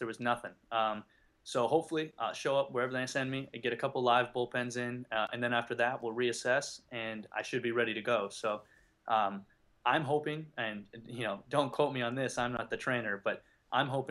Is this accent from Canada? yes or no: yes; just outside Toronto, Ontario, Canada; moved away; I grew up in just outside Toronto